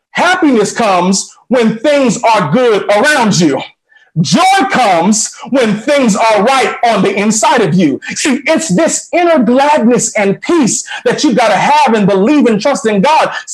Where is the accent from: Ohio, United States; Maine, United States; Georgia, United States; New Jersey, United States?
Georgia, United States; Atlanta; I came from Atlanta, which is a big airport, huge city.